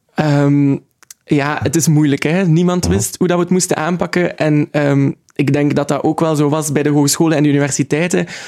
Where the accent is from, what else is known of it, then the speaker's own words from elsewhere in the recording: Ghent, Flanders, Belgium; ik ben opgegroeid in Gent en ik wil er ook absoluut blijven